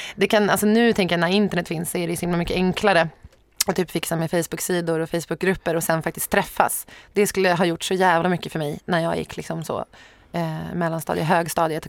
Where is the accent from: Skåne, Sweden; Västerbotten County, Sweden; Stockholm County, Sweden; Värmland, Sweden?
Stockholm County, Sweden; Sorunda; Sorunda, där jag växte upp.